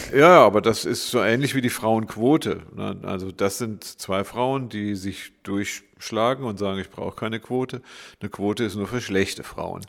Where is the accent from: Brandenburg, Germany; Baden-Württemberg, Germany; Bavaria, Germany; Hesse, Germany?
Baden-Württemberg, Germany; Freiburg; Ich bin Diplompsychologe, geboren in Freiburg.